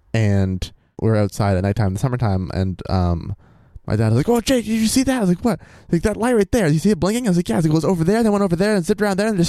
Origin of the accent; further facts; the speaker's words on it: Ohio, United States; As most of you probably knew, or as most of you probably know, I grew up in Ohio.